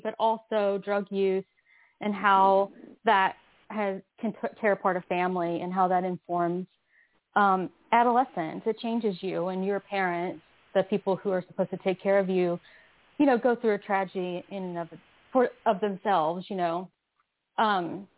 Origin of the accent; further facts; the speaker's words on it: Phenix City, Alabama, United States; also born or lived in Kentucky / Columbus, Georgia; I grew up really poor in the South, partially in Alabama and partially in Kentucky.